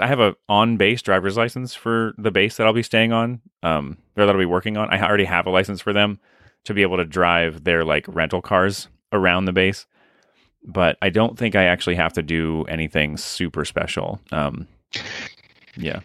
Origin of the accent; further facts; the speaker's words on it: United States; as an American